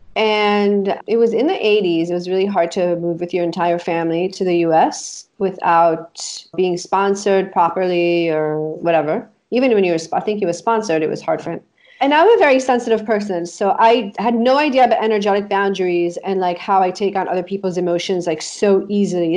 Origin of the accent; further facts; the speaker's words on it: Israel; we grew up in Israel, right? And we grew up in this apartment